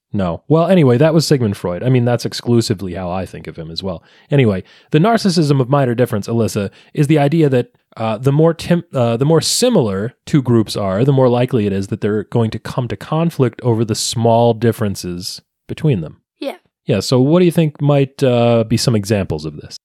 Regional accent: New Jersey, United States; now in North Jersey, United States; when I was a kid growing up in South Jersey

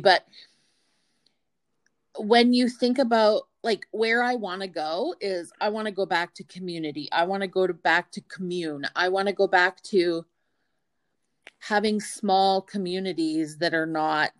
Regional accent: Yorkton and Melville, Saskatchewan, Canada; we grew up in Yorkton and in Melville

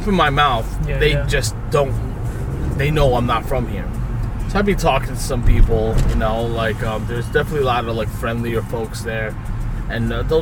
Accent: New York City, New York, United States; accent: Brooklyn; we New Yorkers

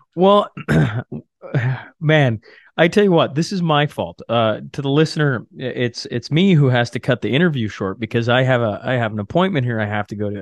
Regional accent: Canada; being Canadian

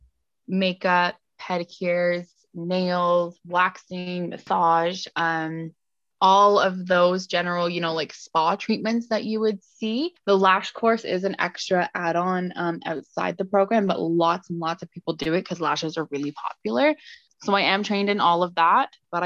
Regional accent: England, United Kingdom; moved away; I grew up in England and then I came over

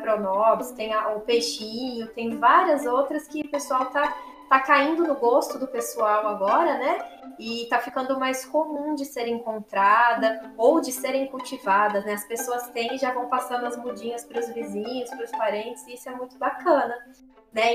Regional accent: interior of São Paulo, Brazil; eu sou do interior de São Paulo

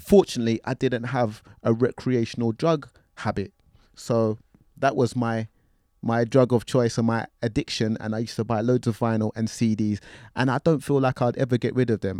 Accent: London, United Kingdom; I'm from North London

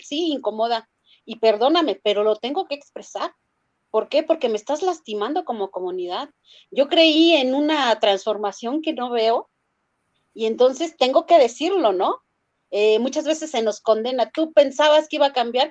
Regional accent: Mexico; also born or lived in Tláhuac, Mexico City; como ciudadana, como mexicana

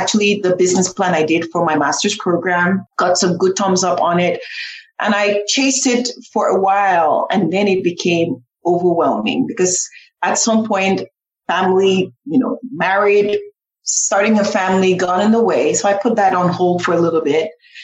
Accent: Cameroon; now in United States; I grew up in Cameroon

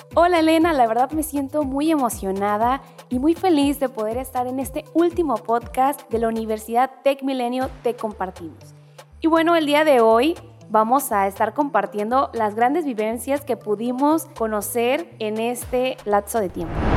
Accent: Mexico; como mexicanos nos definen

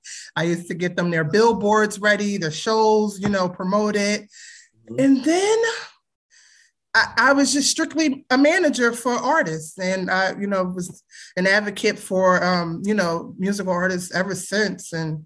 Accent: Philadelphia, Pennsylvania, United States; Growing up in Philly? Wow. I was born in the 80s.

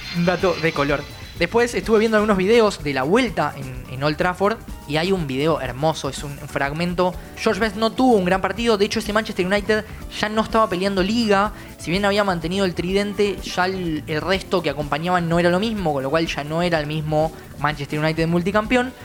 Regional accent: Argentina; nosotros como argentinos

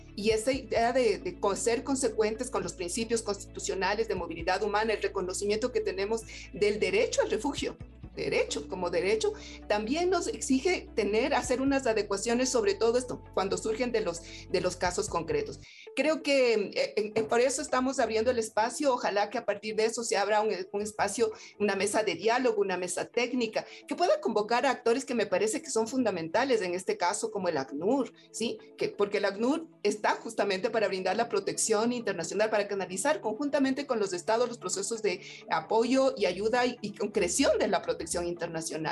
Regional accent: Ecuador; como Estado ecuatoriano

